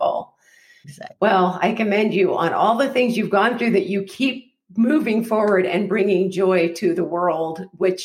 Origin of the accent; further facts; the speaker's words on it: Alaska, United States; moved away; I am from Alaska.